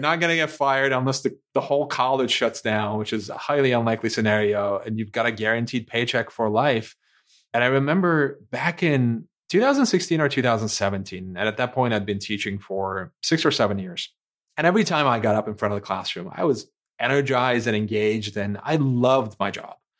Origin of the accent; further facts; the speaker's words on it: Istanbul, Turkey; moved away; I was born and raised in Istanbul, Turkey